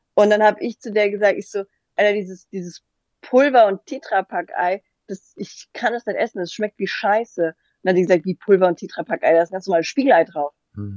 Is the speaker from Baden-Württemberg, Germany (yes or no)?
no; Hesse, Germany; accent: Hessian; wegen meinem hessischen hessischen Dialekt